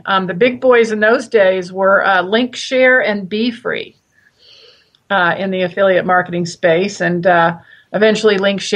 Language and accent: English; South Louisiana, United States; also born or lived in Santa Barbara, California; now in Ashland, United States; I was born and raised in South Louisiana. I consider Santa Barbara my home.